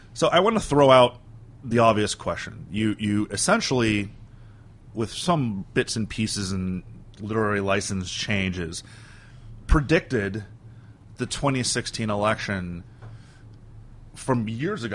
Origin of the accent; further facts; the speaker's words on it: Miami, Florida, United States; my hometown newspaper, the Miami Herald